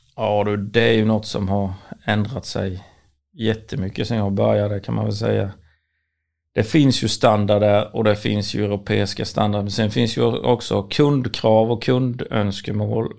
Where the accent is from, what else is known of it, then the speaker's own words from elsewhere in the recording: Sweden; vi väldigt kända för att vara punktliga och ärliga som svenskar